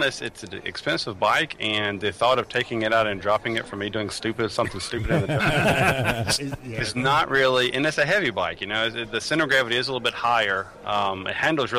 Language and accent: English; Tuscaloosa County, Alabama, United States; I grew up in Tuscaloosa County. I went to the University of Alabama.